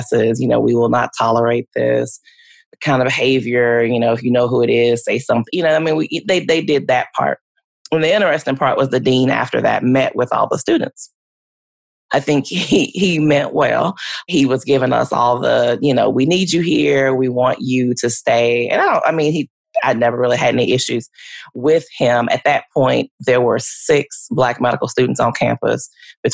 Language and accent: English; Louisiana, United States; moved away as an adult; now in Oklahoma, United States; I grew up in Louisiana